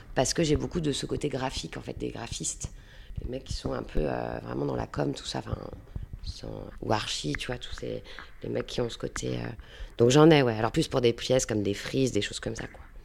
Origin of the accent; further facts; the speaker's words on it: Saint-Malo, Brittany, France; moved away as an adult; also born or lived in Rennes; now in Nantes, France; je viens de Saint-Malo